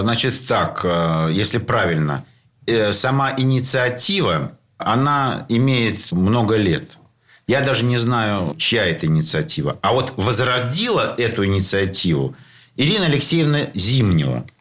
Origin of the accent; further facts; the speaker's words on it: Saint Petersburg, Russia; ленинградцы, петербуржцы